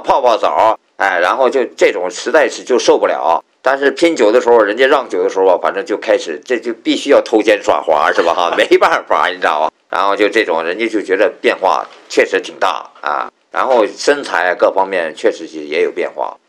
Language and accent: Chinese; Qingdao, Shandong, China; 小时候在青岛大院里